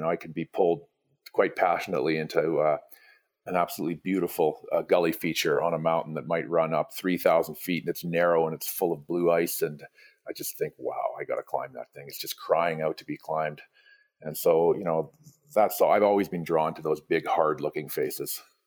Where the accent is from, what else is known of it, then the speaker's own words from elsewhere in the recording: Vancouver Island, British Columbia, Canada; now in Canmore, Canada; I grew up on the West Coast of Canada, um, Vancouver Island